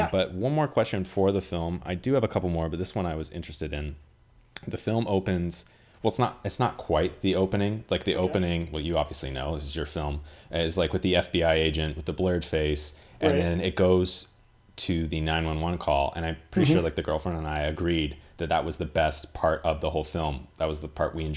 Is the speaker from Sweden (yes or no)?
no; Canada; being a Canadian